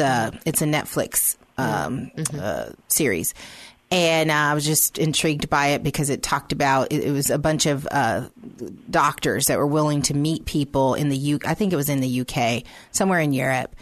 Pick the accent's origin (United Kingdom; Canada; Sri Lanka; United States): United States; me as an American